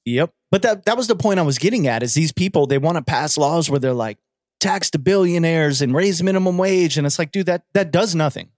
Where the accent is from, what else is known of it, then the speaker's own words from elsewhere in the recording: United States; we're American